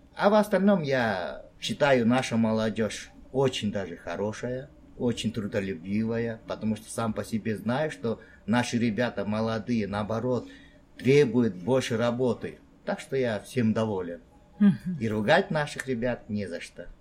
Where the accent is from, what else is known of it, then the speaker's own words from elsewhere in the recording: Tashkent, Uzbekistan; moved away as an adult; now in South Korea; я из Ташкента, приехал в Корею